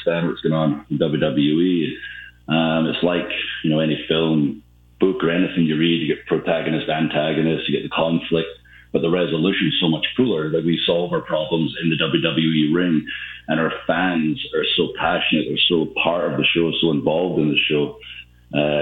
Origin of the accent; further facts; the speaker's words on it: Ayr, Scotland, United Kingdom; my hometown of Ayr. Basically, I'm from a place called Ayr